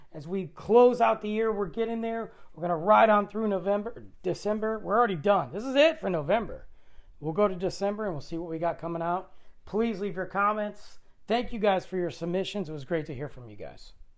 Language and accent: English; Detroit, Michigan, United States; I'm from Detroit.